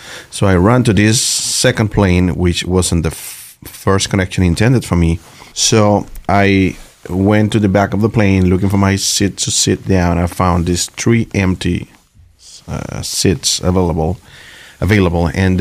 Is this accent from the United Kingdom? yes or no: no; Venezuela; moved away